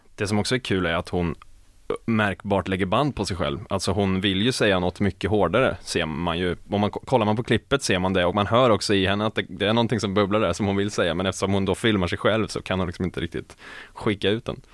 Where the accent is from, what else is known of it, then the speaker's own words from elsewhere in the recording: Skaraborg, Västra Götaland, Sweden; inte min hemstad, men min hemregion, Skaraborg